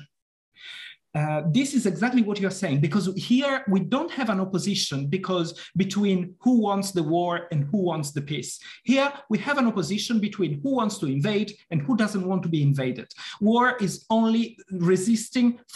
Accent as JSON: {"language": "English", "country": "Italy", "moved": "yes", "said": "I come from Italy"}